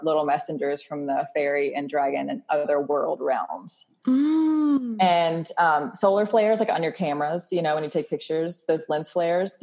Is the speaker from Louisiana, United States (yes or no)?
no; Wilmington, North Carolina, United States; moved away as an adult; also born or lived in Los Angeles / Maui; Born and raised in Wilmington, North Carolina.